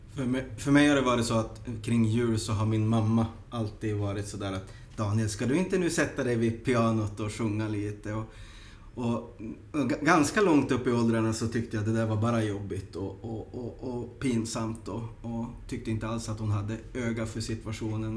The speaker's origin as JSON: {"language": "Swedish", "country": "Sweden", "moved": "yes", "lives_now": "Helsinki, Finland", "said": "jag som invandrad svensk"}